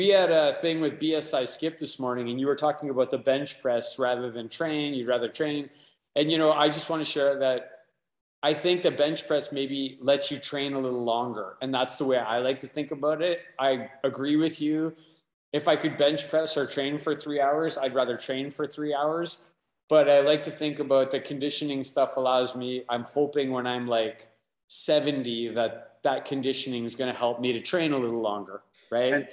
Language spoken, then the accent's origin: English; Windsor, Ontario, Canada; I'm from Windsor.